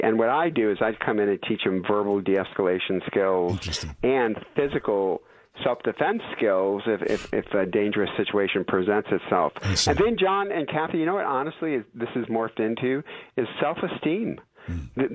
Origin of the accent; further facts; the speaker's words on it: Detroit, Michigan, United States; now in California, United States; I'm from Detroit.